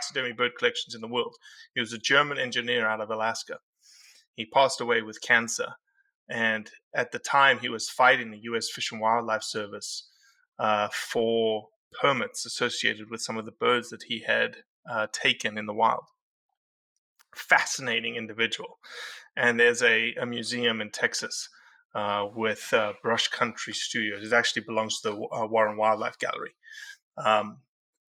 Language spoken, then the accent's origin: English; South Africa; growing up in Kruger National Park, going into the National Park of South Africa